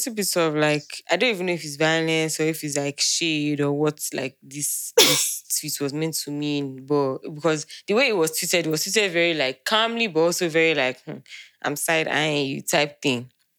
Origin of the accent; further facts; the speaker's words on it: Nigeria; we're Nigerian, man.